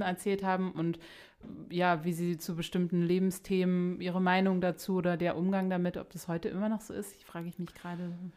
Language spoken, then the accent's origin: German; Berlin, Germany; wir sprechen hier gerade Berliner zu Berliner